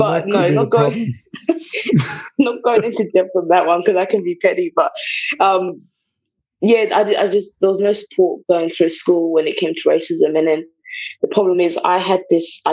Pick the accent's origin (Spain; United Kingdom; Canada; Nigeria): United Kingdom; England; English is a second language; also born or lived in Bulawayo, Zimbabwe; I grew up in England